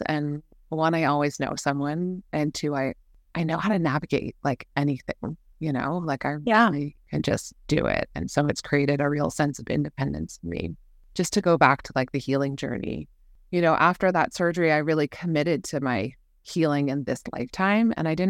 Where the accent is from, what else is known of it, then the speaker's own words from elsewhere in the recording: London, United Kingdom; also born or lived in New York; So I was born in New York, grew up in London, and then we moved around a lot since then.